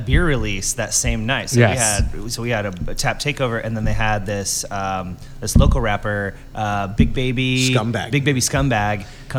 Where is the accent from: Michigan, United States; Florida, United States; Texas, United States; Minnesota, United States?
Florida, United States; Tampa; I was born and raised in Tampa, Florida.